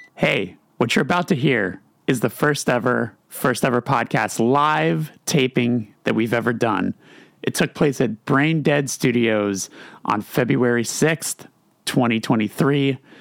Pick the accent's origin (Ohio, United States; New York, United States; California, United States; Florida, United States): California, United States; I'm from California